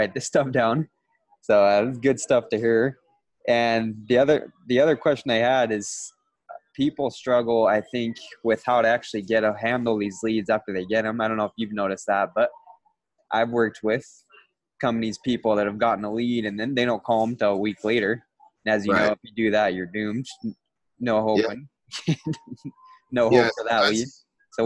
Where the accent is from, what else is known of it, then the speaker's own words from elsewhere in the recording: Utah, United States; I'm from Utah. I have a Utah number